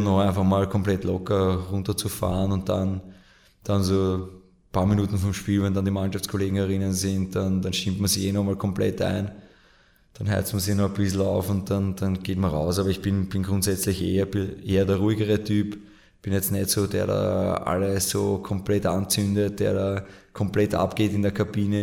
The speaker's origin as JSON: {"language": "German", "area": "Mödling District", "region": "Lower Austria", "country": "Austria", "tie": "born or raised there", "said": "in meiner Heimat im Bezirk Mödling"}